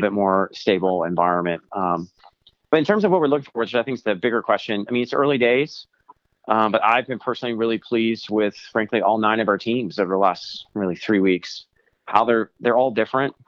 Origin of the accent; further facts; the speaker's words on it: Virginia, United States; I'm from Virginia